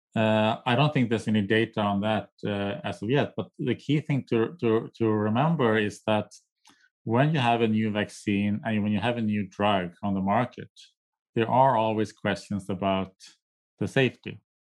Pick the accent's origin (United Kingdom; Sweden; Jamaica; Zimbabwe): Sweden; now in United States; I'm from Sweden, I'm a nati, my native country